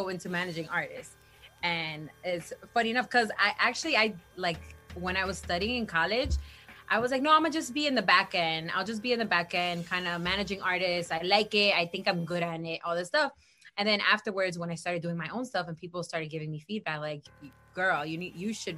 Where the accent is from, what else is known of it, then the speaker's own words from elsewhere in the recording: New Jersey, United States; also born or lived in New York; I was born and raised here